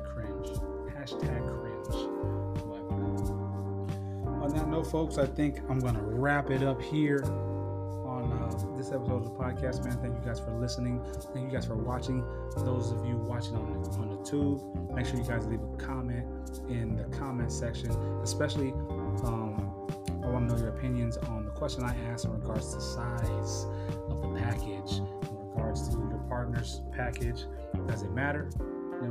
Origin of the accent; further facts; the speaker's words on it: San Diego, California, United States; San Diego, California, my hometown